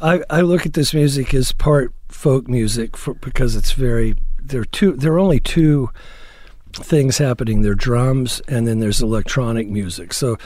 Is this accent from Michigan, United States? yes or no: no; Fort Worth, Texas, United States; From Fort Worth, Texas.